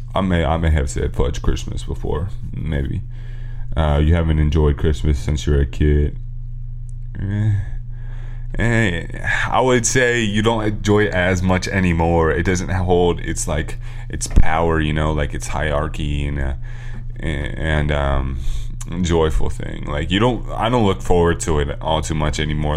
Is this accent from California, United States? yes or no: yes; California, United States; we're from California